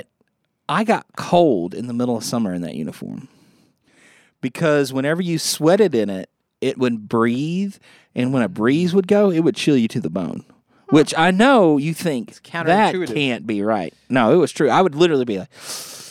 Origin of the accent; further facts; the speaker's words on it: Bethany, Louisiana, United States; now in Shreveport, United States; I grew up in a little town called Bethany, which is right on the border. I could walk to Texas every day.